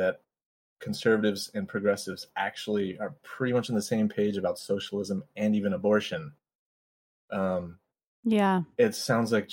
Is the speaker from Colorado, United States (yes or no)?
yes; Colorado, United States; moved away as an adult; now in Los Angeles, United States; I live in LA, but I grew up mostly in Colorado